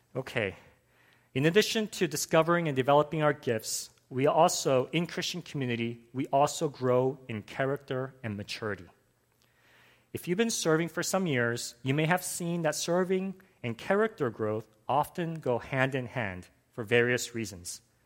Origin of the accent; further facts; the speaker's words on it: Los Angeles, California, United States; I grew up in Los Angeles, and growing up as a boy in the US